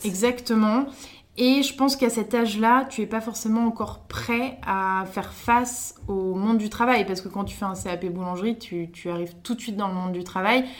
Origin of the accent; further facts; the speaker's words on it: France; also born or lived in Stockholm, Sweden; je suis née à Stockholm. Je suis arrivée en France quand j'avais 3 ans